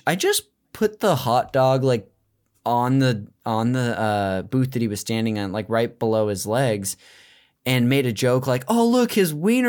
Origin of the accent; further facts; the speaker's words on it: Modesto, California, United States; I'm from the Central Valley up north. It's called Modesto.